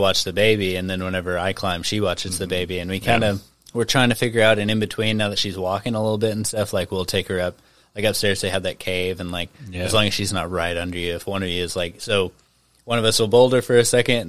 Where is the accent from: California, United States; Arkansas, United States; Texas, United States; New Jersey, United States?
Arkansas, United States; Mena; moved away; I grew up in Mena, which is right at the base of the, what am I trying to say, the Ouachita Mountains